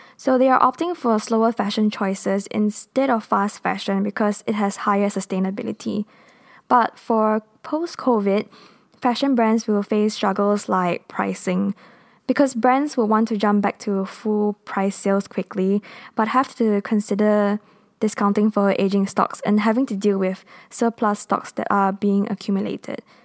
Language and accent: English; Kuala Lumpur, Malaysia; first language English; I am based in Kuala Lumpur, Malaysia. We are a multinational country and our national language is Malay, but my first language and mother tongue is English